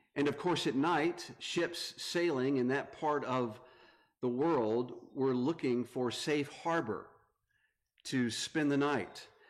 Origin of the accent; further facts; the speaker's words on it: North Carolina, United States; moved away as an adult; now in Grand Rapids, United States; I am from North Carolina, moved up to the Grand Rapids area.